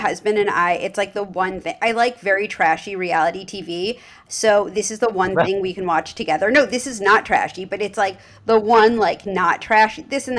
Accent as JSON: {"language": "English", "region": "New York", "country": "United States", "moved": "as an adult", "lives_now": "Los Angeles, United States", "said": "when I moved to LA, I didn't really know the market and I was from New York"}